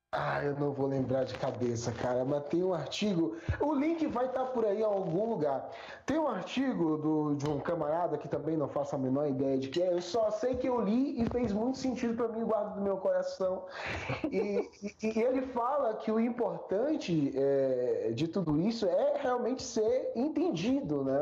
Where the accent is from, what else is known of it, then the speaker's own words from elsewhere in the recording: Brazil; a gente é brasileiro